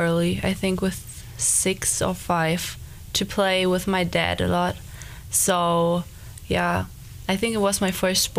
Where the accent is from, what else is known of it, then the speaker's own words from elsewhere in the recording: Germany; moved away as an adult; now in Grand Forks, United States; I'm from Germany. I'm a freshman.